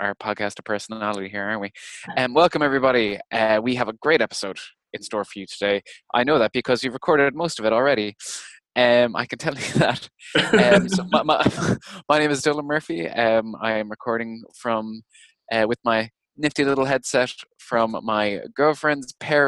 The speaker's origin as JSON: {"language": "English", "country": "Ireland", "said": "I'm too Irish"}